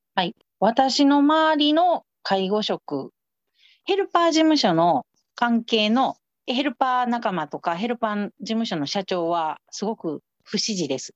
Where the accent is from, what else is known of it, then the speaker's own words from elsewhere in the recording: Osaka, Japan; 私ら在日韓国人やから、賛成権ないんで、それの投票すらもできないんですね。ここでずっと暮らしてんのに